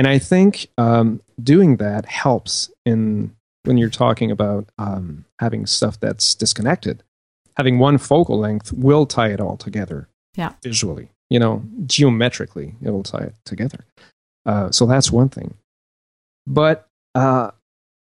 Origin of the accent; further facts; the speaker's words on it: Canada; I'm from Canada